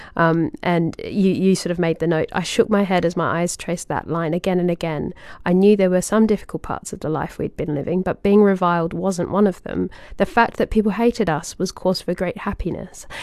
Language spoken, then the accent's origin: English; Australia; little kid in Australia